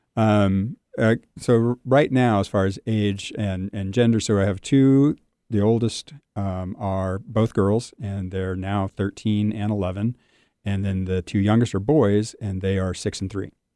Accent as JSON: {"language": "English", "region": "Southern California", "country": "United States", "tie": "born or raised there", "said": "I'm born and raised in Southern California"}